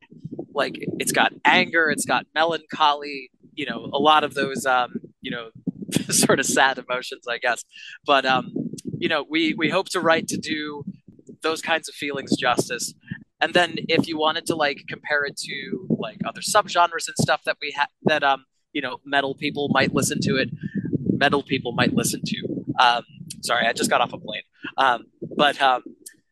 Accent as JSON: {"language": "English", "town": "Boston", "region": "Massachusetts", "country": "United States", "tie": "born or raised there", "said": "Eddie and I were great friends growing up around the Berklee College of Music area"}